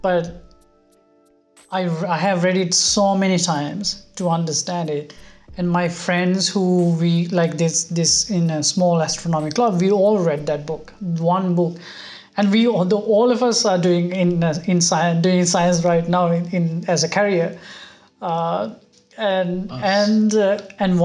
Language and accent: English; Sri Lanka; moved away as an adult; also born or lived in Europe; now in Tokyo, Japan; growing up in Sri Lanka